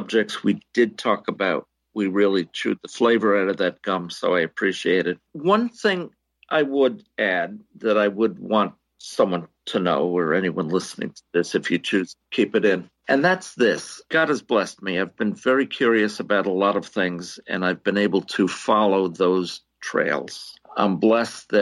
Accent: the New York area, United States; growing up in the New York area

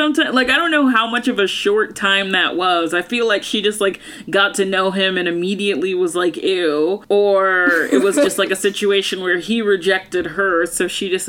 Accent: Georgia, United States; I'm from Georgia

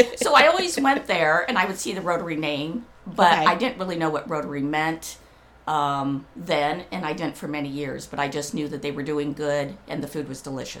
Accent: Indiana, United States; also born or lived in Los Angeles; now in Whidbey Island, United States; I grew up in the Midwest in Indiana.

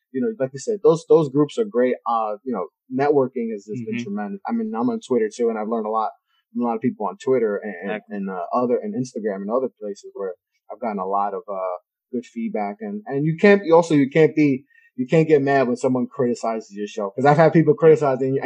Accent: New York City, New York, United States; growing up in New York

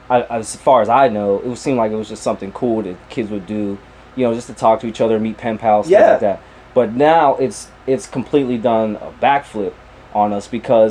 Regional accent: Meadville, Pennsylvania, United States; I'm actually from Meadville, PA

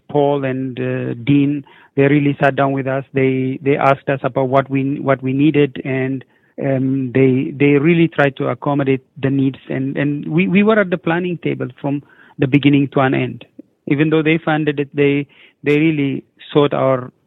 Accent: Ethiopia; moved away as an adult; now in Regina, Canada; I'm from Ethiopia

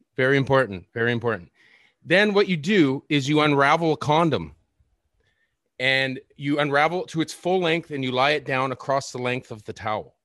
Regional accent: Victoria, British Columbia, Canada; born or raised there; now in Vancouver, Canada

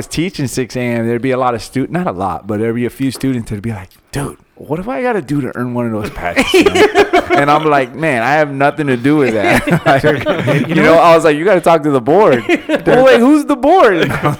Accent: Long Island, New York, United States; Yeah, we were raised in Long Island, New York too, so like the Italian connection

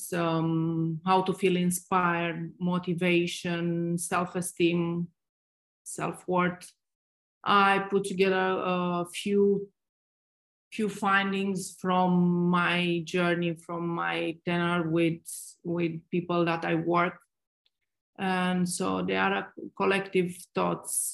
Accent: Romania; moved away as an adult; also born or lived in Dubai; I'm originally from Romania

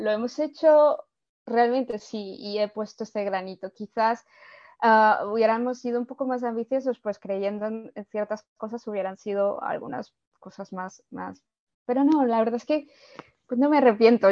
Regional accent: Colombia; now in Spain; yo, yo soy de Colombia

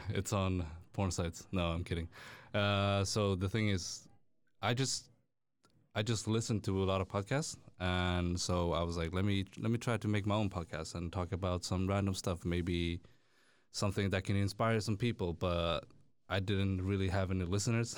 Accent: Stockholm, Stockholm County, Sweden; born and raised in Stockholm

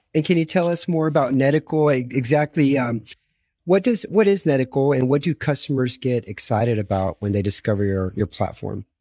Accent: United States; moved away as an adult; now in Romania; I'm also an American expat living in Romania

